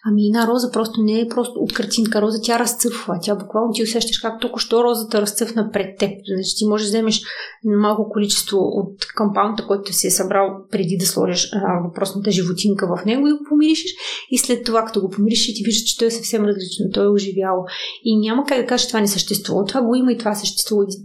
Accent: Donetsk, Donetsk Oblast, Ukraine; born there; also born or lived in Moldova; по принцип съм бесарабска българка, етническа българка, която действително до 20

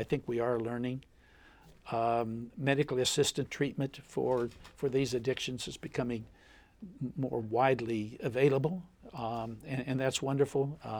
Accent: Appalachia, United States; I grew up in Appalachia. My family always had guns.

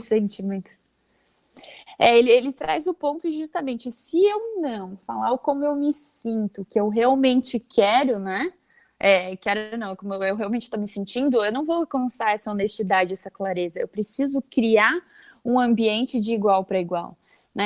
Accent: Vale do Itajaí, Santa Catarina, Brazil; sou de Santa Catarina mesmo, aqui do Vale do Itajaí

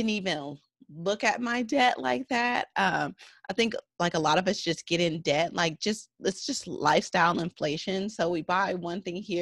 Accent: San Francisco Bay Area, California, United States; I am from the San Francisco Bay Area

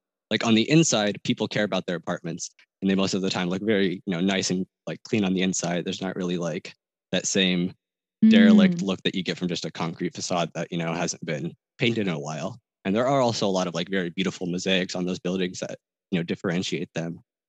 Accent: Germany; I grew up in Germany, so I didn't want to take German because I knew I would like slack off for that.

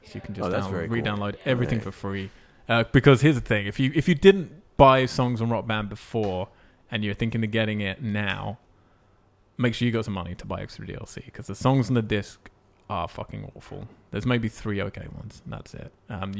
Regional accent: Montreal, Quebec, Canada; Well, we come from Canada. We hail from Canada, but we did Austin.

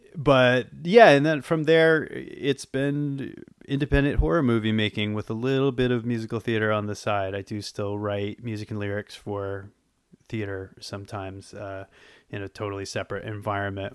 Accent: Boston, Massachusetts, United States; moved away as an adult; also born or lived in Los Angeles; now in New York, United States; I grew up, I grew up in Boston

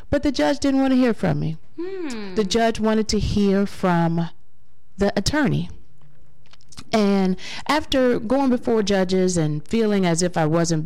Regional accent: Cleveland, Ohio, United States; born and raised right here in Cleveland, Ohio. I am an Eastsider. I grew up in East Cleveland

